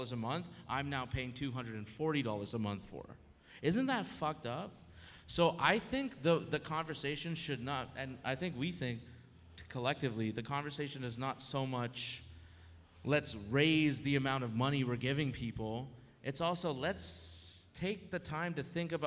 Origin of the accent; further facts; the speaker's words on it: Toronto, Ontario, Canada; now in Los Angeles, United States; We're from Canada, so for 4 years of tuition at a very highly accredited university in Canada, in Toronto, we paid $5,000 a year